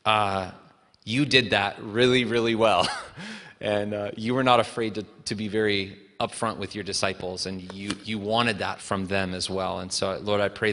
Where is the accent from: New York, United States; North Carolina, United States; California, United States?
North Carolina, United States; we are in the South, and I grew up in North Carolina. I was born here